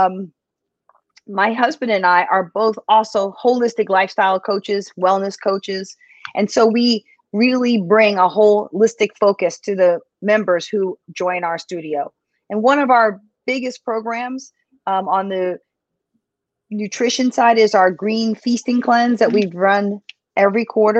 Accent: Philadelphia, Pennsylvania, United States; now in New York City, United States; I was actually born in Philadelphia, but I am currently, and I'd have to say, since I've lived here over 30 years, I'm from New York City

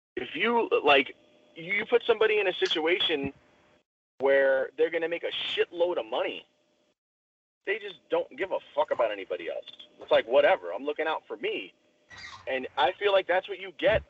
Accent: outside New York City, United States; now in Indiana, United States; I grew up outside New York City

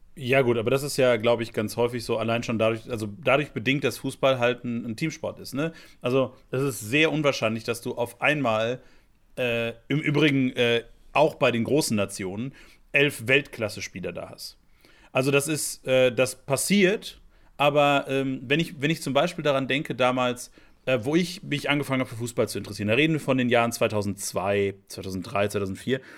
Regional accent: Lennestadt, North Rhine-Westphalia, Germany; der Heimatverein hier von meinem, von meinem Heimatdorf, der FC Lennestadt

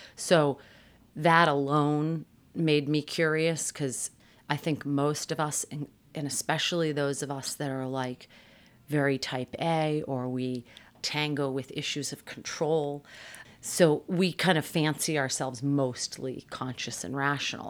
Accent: Massachusetts, United States; I grew up in Massachusetts

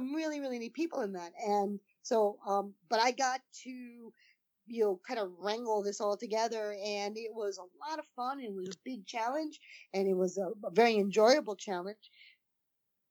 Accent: East Coast, United States; I'm from the East Coast

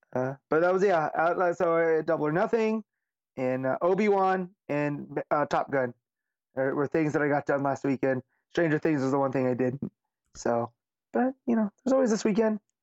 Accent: Las Vegas, Nevada, United States; Vegas is my hometown

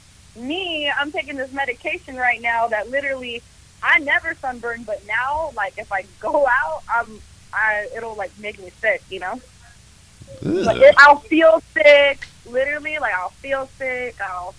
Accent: Sacramento, California, United States; first language Spanish; English is a second language; I'm from Sacramento, born and raised.

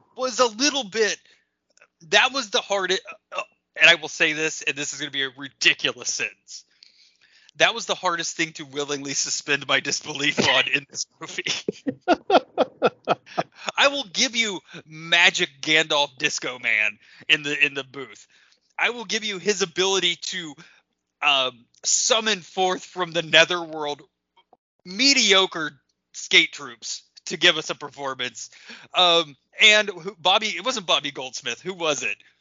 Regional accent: Lebanon, Ohio, United States; I grew up in Lebanon, Ohio, small town

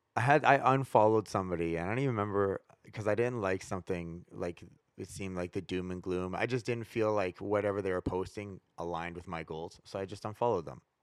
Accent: Prince George, British Columbia, Canada; now in Vancouver, Canada; growing up in Prince George, like, Vancouver was, like, the big city.

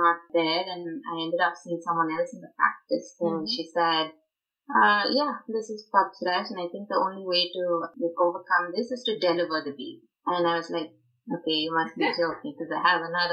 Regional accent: Chennai, Tamil Nadu, India; moved away as an adult; now in Richmond, United States; growing up in South India, Madras, Chennai, as they call it now.

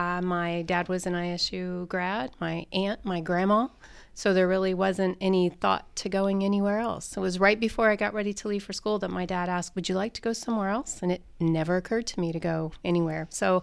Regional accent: Greenfield, Indiana, United States; Actually, I grew up in Greenfield, Indiana. I went to New Palestine High School.

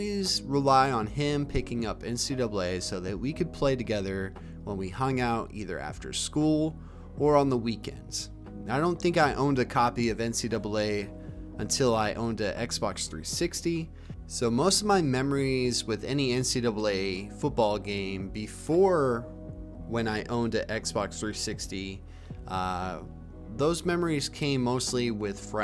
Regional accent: Alabama, United States; also born or lived in Maine; I was born in Maine and then I moved down to Alabama with my family in the early 2000s

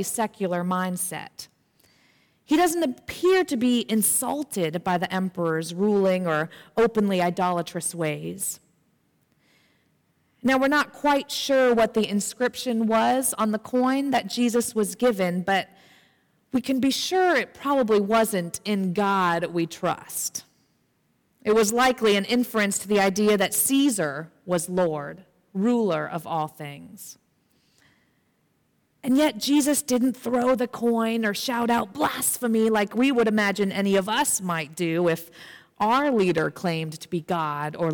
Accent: United States; as an American myself

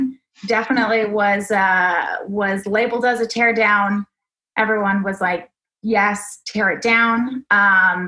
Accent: Austin, Texas, United States; I grew up in Austin, moved away for a while of college and spent some time in other Texas cities. But I came back

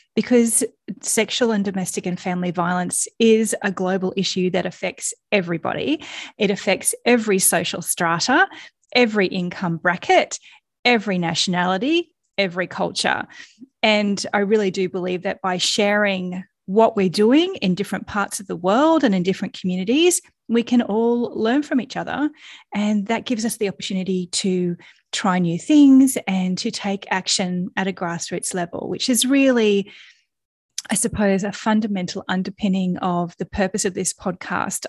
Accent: Australia; accent: Australian; you've probably already worked out from my accent that I am Australian

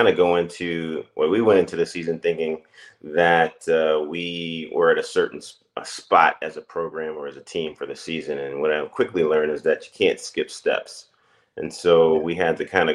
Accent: Akron, Ohio, United States; moved away as an adult; also born or lived in Florida; born and raised in Akron, Ohio.

